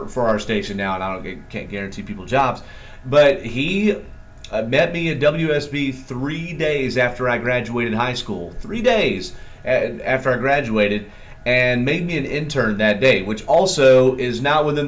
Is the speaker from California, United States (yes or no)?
no; Atlanta, Georgia, United States; I'm from Atlanta, born and bred